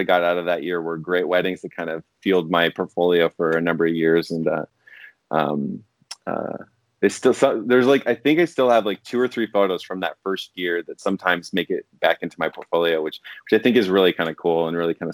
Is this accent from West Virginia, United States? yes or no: no; Portland, Oregon, United States; I grew up in the Portland area